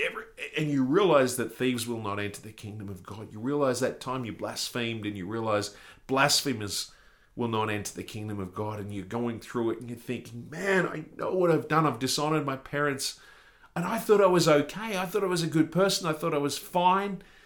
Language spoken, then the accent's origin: English; Australia; being an Australian